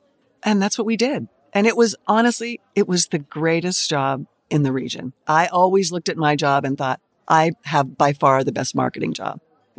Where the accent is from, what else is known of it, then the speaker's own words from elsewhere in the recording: Pittsburgh, Pennsylvania, United States; I grew up in Pittsburgh, went to Penn State.